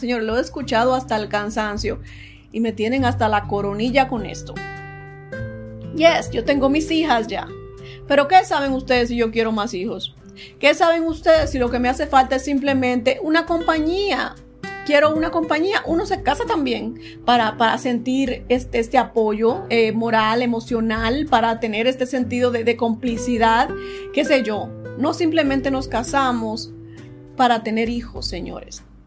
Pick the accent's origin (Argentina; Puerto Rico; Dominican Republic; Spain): Dominican Republic; moved away; creciendo en la República Dominicana